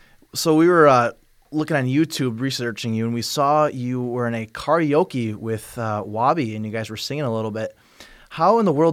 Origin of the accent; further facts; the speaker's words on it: Wisconsin, United States; I'm also from Wisconsin